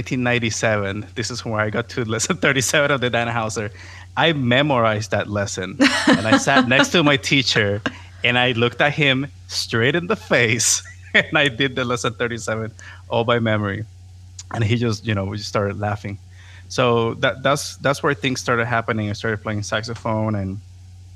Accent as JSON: {"language": "English", "town": "Caguas", "country": "Puerto Rico", "tie": "born or raised there", "also_born_or_lived": "San Juan, Puerto Rico / Florida", "first_language": "Spanish", "second_language": "English", "moved": "as an adult", "said": "I was born in San Juan. I was raised in the capital for the first 4 years. And once my sister was born, we moved to the city of Caguas, and that's where I lived my whole life until I left in 2008"}